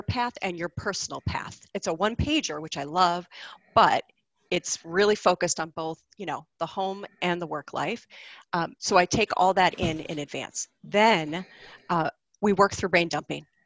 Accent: Buffalo, New York, United States; moved away as an adult; also born or lived in Boston, Massachusetts; I grew up in Buffalo, New York, which most people in the world know because of Niagara Falls

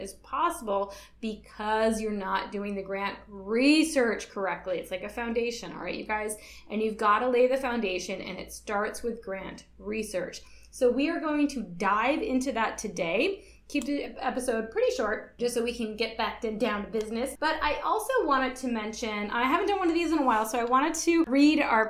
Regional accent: Michigan, United States; now in Guam; I'm originally from Michigan, so we started school after Labor Day in September

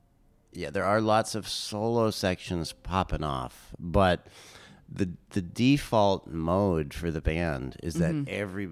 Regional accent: California, United States; I grew up in Southern California, and I spent a lot of time out in the desert, out in Joshua Tree, and driving through the Southwest.

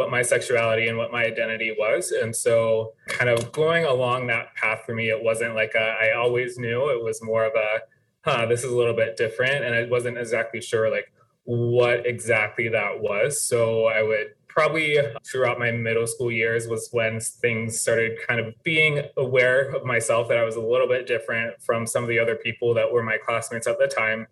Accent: Wheeling, West Virginia, United States; moved away as an adult; also born or lived in California / Pittsburgh, Pennsylvania / Nebraska; now in Omaha, United States; I'm originally from Wheeling, West Virginia, which is a city of about 30,000 people, about an hour outside of Pittsburgh. So I did grow up there my first 18 years of my life

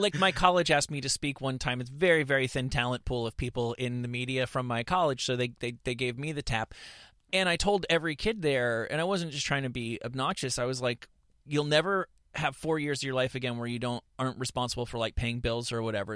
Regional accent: New York, United States; now in Los Angeles, United States; I'm from New York

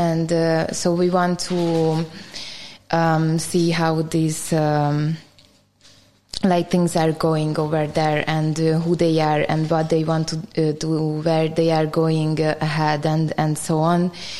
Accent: Budapest, Hungary; English is a second language; And so I born in Budapest and my whole family from over here and especially from Buda side.

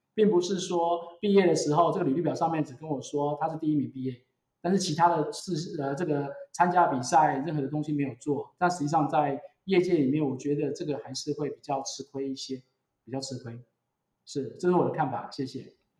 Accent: Taiwan; also born or lived in United States; 我回来台湾之后

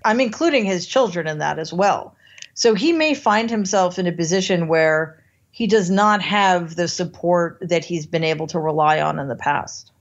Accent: United States; as an American

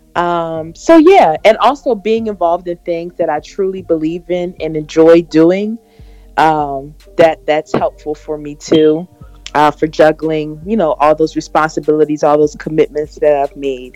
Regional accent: Philadelphia, Pennsylvania, United States; also born or lived in Delaware; I currently live in Philadelphia. I'm from Philly

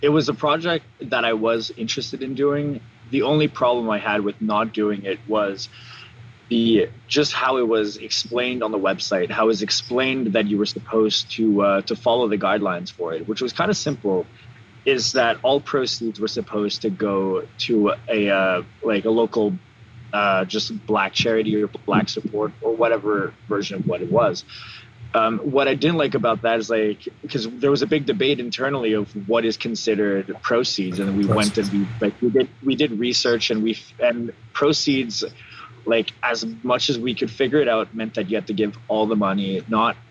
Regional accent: Laurentians, Quebec, Canada; moved away as an adult; now in Montreal, Canada; I come from the Laurentians, I come from the country, there's a complete lack of diversity over there

